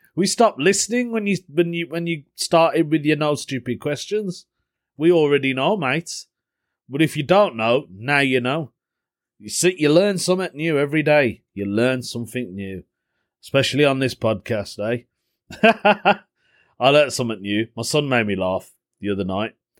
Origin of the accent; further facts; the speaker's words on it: Birmingham, West Midlands, United Kingdom; accent: Brummie; they knew I wasn't from the area 'cause of my accent, 'cause I'm a brummie